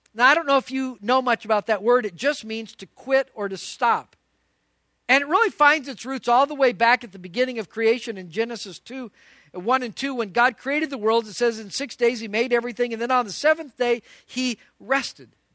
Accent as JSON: {"language": "English", "town": "Albuquerque", "region": "New Mexico", "country": "United States", "tie": "born or raised there", "moved": "yes", "said": "I grew up in Albuquerque, New Mexico"}